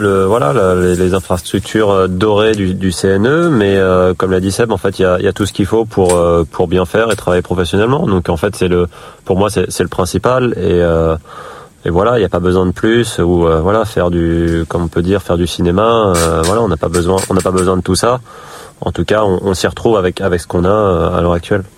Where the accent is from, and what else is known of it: Île-de-France, France; born or raised there; also born or lived in Gassin, Var; now in Brittany, France